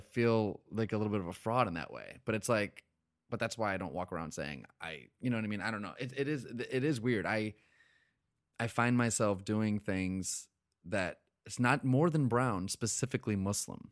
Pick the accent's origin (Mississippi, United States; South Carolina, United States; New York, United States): New York, United States; upstate; also born or lived in Boston; I grew up in upstate New York.